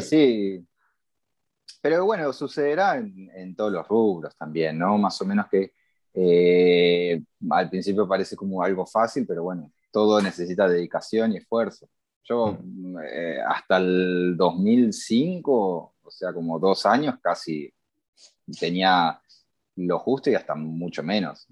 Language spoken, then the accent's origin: Spanish; Buenos Aires, Argentina; now in Barcelona, Spain; yo nací en Buenos Aires, Argentina